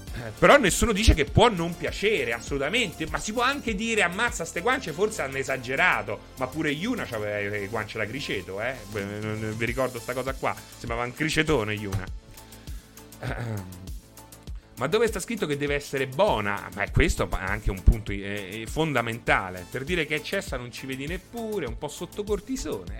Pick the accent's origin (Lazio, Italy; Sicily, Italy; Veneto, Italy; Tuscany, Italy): Lazio, Italy; Rome; sono nato a Roma il 5 gennaio 1980